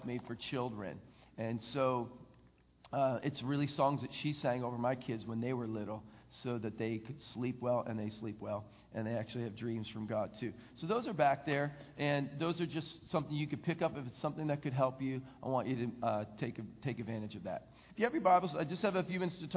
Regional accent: Philadelphia, Pennsylvania, United States; I grew up in the Philadelphia area

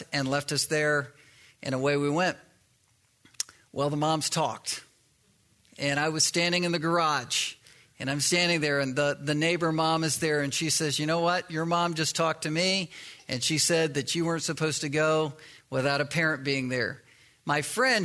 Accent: East Coast, United States; I grew up on the East Coast and used to surf waves

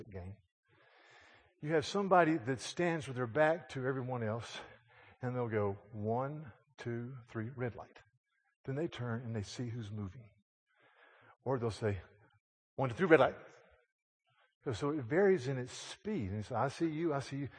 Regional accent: Yadkin County, North Carolina, United States; I was in my hometown of Yadkin County, North Carolina

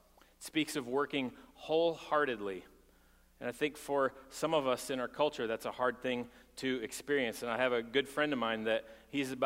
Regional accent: Texas, United States; I'm from Texas, and people pull up their bootstraps in Texas

